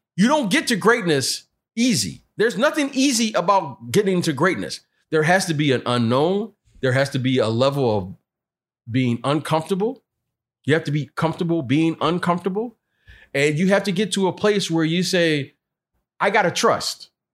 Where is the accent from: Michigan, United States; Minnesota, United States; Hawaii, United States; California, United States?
Michigan, United States; Detroit; when I was from Detroit, some of the guys would come over to my house. My mom would cook